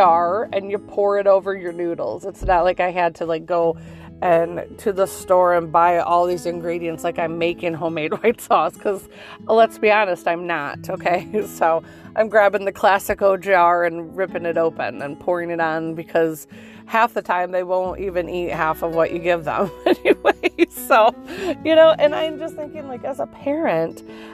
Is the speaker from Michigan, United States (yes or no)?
yes; Michigan, United States; we're from Michigan